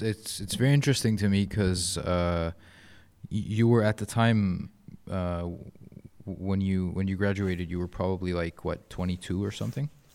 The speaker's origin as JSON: {"language": "English", "country": "Egypt", "also_born_or_lived": "Canada", "said": "being Egyptian"}